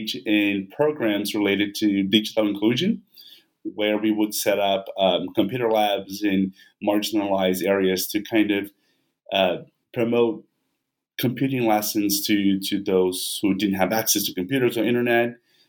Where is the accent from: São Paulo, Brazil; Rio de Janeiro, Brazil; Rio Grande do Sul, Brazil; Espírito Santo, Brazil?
Espírito Santo, Brazil; Vitória; English is a second language; now in United States; I'm originally from Brazil, from Victoria. That's where I did my ethnography.